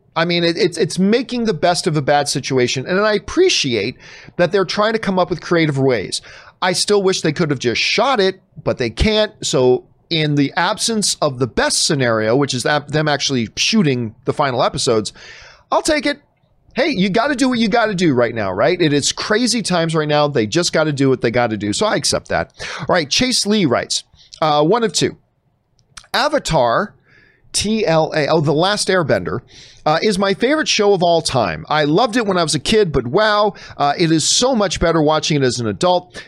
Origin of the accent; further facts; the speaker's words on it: Canada; now in United States; I'm not a Yank, I am Canadian, although I do live in, in the United States